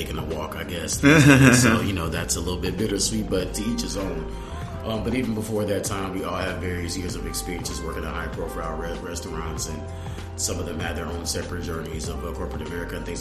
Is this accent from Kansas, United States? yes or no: yes; Kansas City, Kansas, United States; now in Twin Cities, United States; I'm originally from Kansas City. Kansas, not Kansas City, Missouri.